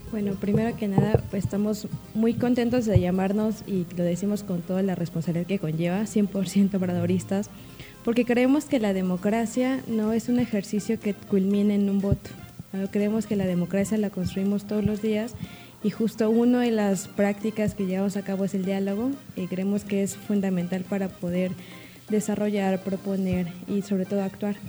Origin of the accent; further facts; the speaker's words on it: Ñuu Savi, Oaxaca, Mexico; soy originaria de la nación Yusabi, pero también por, la, por mi familia materna soy náhuatl